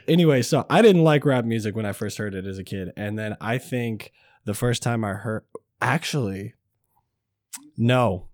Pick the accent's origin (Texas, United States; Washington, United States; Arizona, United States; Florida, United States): Washington, United States; Kelso; now in Vancouver, United States; I am a father from Vancouver, Washington. I'm actually technically from Kelso, Washington, but I do live in Vancouver